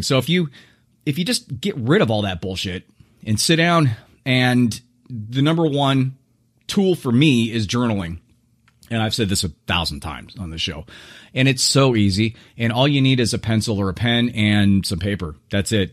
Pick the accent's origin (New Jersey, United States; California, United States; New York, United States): California, United States; Southern; how I was brought up in Southern California and how I live now